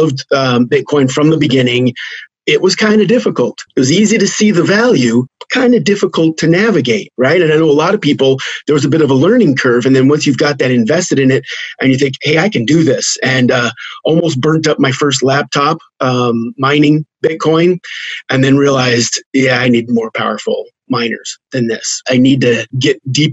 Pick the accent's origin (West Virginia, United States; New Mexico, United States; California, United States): New Mexico, United States; just outside of Los Alamos; I grew up in New Mexico, just outside of Los Alamos.